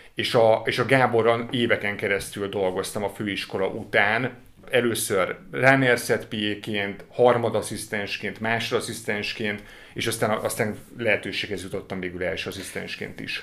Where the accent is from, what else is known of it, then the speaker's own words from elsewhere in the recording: Budapest, Hungary; ahol felnőttem, a 17. kerületben, egy panel rengetegben.